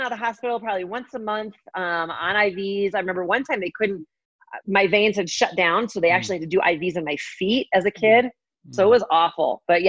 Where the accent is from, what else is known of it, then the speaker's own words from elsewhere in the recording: Colorado, United States; also born or lived in Arizona; I grew up in Colorado. Oh, so grew up here and did all my training here. Went to the University of Arizona for 2 years and then came back to Colorado.